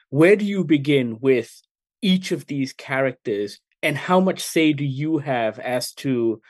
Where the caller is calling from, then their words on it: Kuala Lumpur, Malaysia; Hey, Nelson … I'm dialing in from Goggler in Kuala Lumpur, Malaysia.